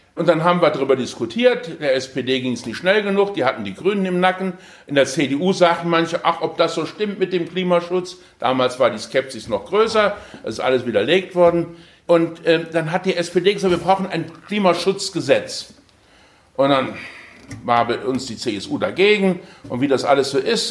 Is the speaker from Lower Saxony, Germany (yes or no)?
no; Ensdorf, Saarland, Germany; also born or lived in Aachen; Ich komme aus dem Saarland, im Saarland fließt die Saar